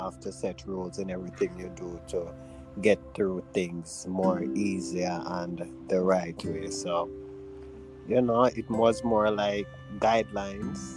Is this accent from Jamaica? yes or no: yes; Jamaica; we're from Jamaica